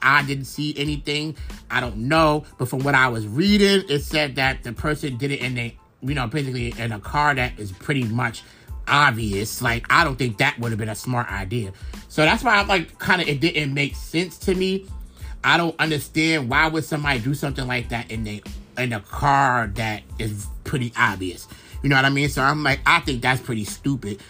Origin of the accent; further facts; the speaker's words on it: New York City, New York, United States; I'm from Brooklyn